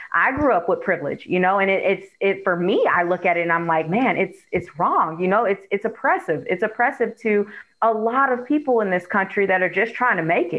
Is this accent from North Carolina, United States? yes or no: no; Oakland, California, United States; now in Florida, United States; Like when we moved here to Florida, I'm actually originally from Oakland, Oakland, California.